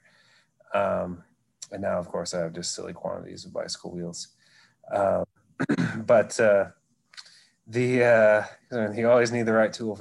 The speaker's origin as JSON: {"language": "English", "region": "Oregon", "country": "United States", "tie": "born or raised there", "said": "growing up in Oregon"}